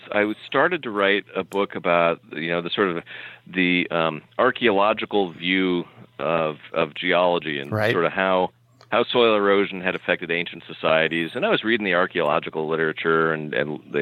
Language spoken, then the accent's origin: English; California, United States; moved away; I'm from California originally